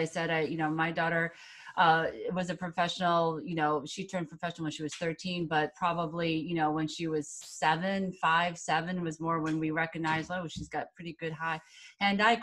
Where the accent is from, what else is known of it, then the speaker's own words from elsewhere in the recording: Fairport, New York, United States; moved away as an adult; I grew up in Fairport, New York, and obviously a Rochester native as well